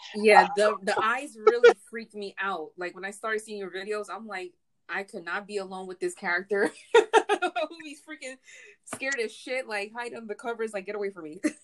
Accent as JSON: {"language": "English", "town": "New York City", "region": "New York", "country": "United States", "said": "We're from the same city."}